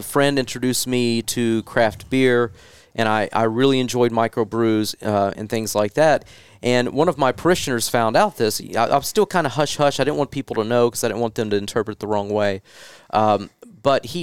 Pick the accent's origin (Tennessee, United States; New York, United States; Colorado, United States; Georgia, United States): Tennessee, United States; Kentucky area; I'm from Tennessee, Kentucky area